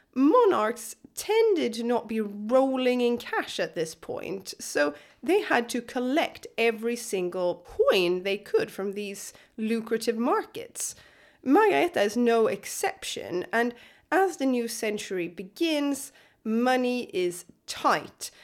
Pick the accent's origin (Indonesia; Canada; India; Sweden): Sweden; Skåne coast; I grew up on the Skåne coast